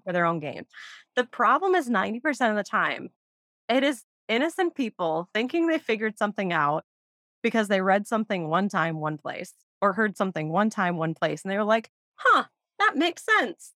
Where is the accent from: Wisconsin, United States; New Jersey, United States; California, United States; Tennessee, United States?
Wisconsin, United States; growing up in Wisconsin in the 90s